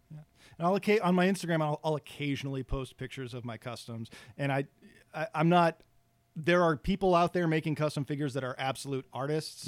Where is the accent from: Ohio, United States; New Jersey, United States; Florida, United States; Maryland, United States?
Ohio, United States; Cleveland; moved away as an adult; also born or lived in San Francisco Bay Area; now in Los Angeles, United States; I'm originally from Cleveland